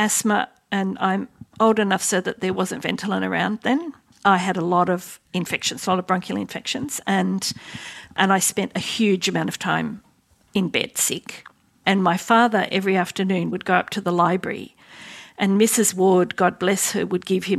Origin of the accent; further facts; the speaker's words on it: Sydney, New South Wales, Australia; Well, I grew up in Western Sydney around Parramatta